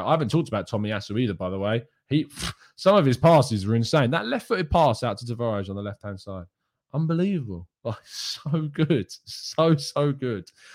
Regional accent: England, United Kingdom; I, as an English person

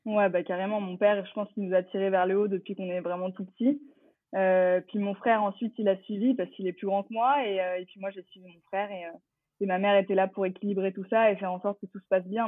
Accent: Champigny-sur-Marne, Île-de-France, France; j'ai grandi euh, à Champigny-sur-Marne, exactement dans le 94, euh, dans le Val-de-Marne

